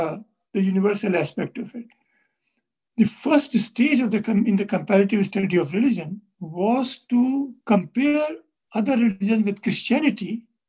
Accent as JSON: {"language": "English", "country": "India", "said": "Since we are both from India, we can use some terms which are current in India."}